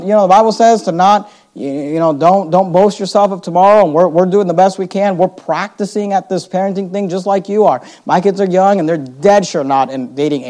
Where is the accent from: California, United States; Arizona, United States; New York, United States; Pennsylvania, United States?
California, United States; Bay Area; we grew up in the Bay Area